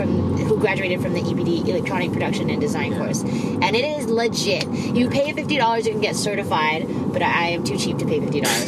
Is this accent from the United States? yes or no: no; Singapore; accent: mixed; also born or lived in Australia; I grew up in Singapore, but I was born in Australia.